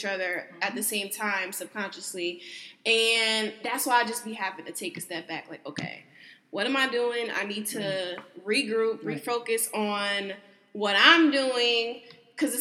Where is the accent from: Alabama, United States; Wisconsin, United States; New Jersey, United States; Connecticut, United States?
Connecticut, United States; moved away as an adult; now in Houston, United States; back home in Connecticut